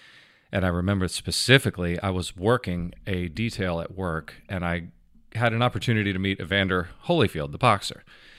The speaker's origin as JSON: {"language": "English", "town": "Wellington", "region": "Florida", "country": "United States", "also_born_or_lived": "Fort Lauderdale", "said": "I'm from Wellington, Florida in Palm Beach County, originally born in Fort Lauderdale."}